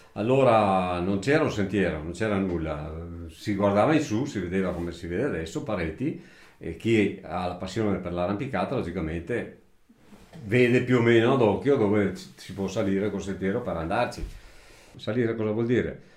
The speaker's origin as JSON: {"language": "Italian", "country": "Italy", "tie": "born or raised there", "moved": "as an adult", "said": "nato qua in questa casa qua dove ci troviamo adesso, vissuto fino a circa 30 anni qua, poi sono stato assente circa una ventina d'anni e poi sono ritornato alla mia abitazione familiare, al mio paese"}